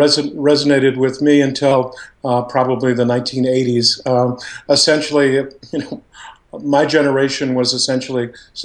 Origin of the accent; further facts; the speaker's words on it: Sioux Falls, South Dakota, United States; now in Philadelphia, United States; when I was in high school in Sioux Falls, South Dakota in the late 60s